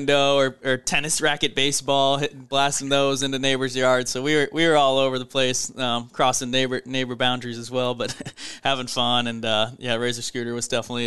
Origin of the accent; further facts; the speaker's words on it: St. Louis, Missouri, United States; also born or lived in California / Indiana; moved to St. Louis in kindergarten and grew up there